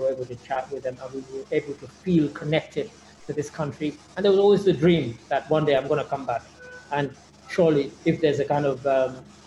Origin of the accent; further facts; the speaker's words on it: London, United Kingdom; also born or lived in Sierra Leone / England; growing up in London and going to school and then going to university